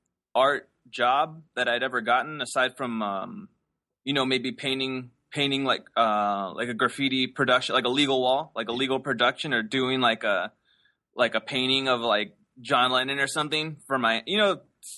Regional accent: Los Angeles, California, United States; Yeah, I grew up in LA. I grew up in El Cerrito, which is located in the northeast area of LA.

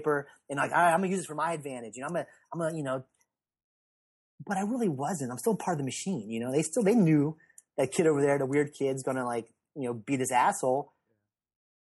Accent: the South, United States; growing up in the South, my mom being very religious

